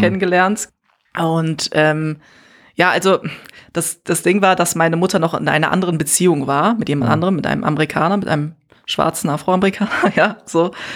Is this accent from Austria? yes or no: no; Germany; also born or lived in Gambia; auf diese Frage antworte ich meistens aus Neues